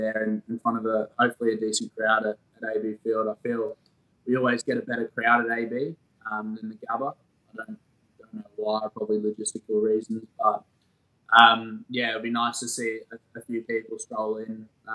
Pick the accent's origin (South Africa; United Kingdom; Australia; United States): United Kingdom; Sheffield, Yorkshire and the Humber; I grew up in Sheffield in England